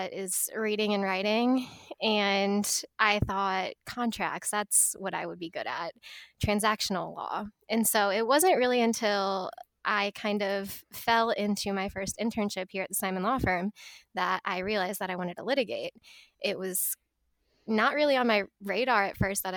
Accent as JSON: {"language": "English", "town": "Edwardsville", "region": "Illinois", "country": "United States", "also_born_or_lived": "Alabama", "said": "I'm from the St. Louis area originally. I'm actually from Edwardsville, Illinois"}